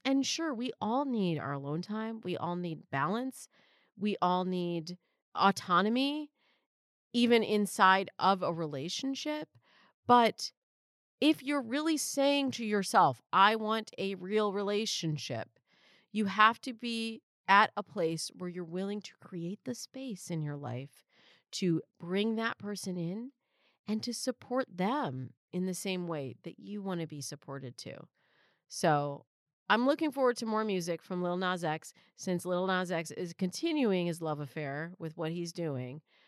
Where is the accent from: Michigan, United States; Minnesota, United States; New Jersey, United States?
Michigan, United States; now in California, United States; you're not a real Californian, which I'm not, I'm from Michigan